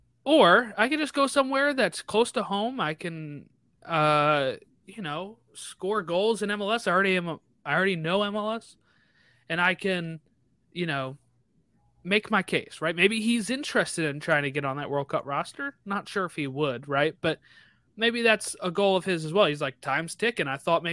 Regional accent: Illinois, United States; I can get Chicago because I'm from Illinois.

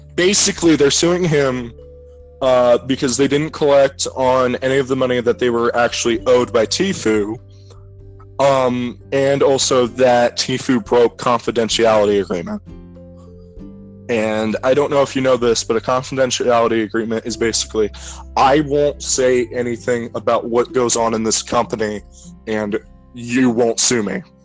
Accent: Ohio, United States; we're from Ohio

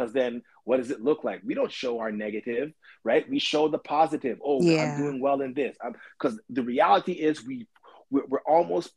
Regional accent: Toronto, Ontario, Canada; we come from Scarborough

